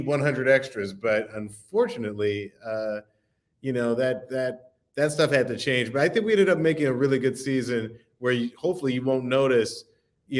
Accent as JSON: {"language": "English", "region": "the South", "country": "United States", "said": "I'm from the South."}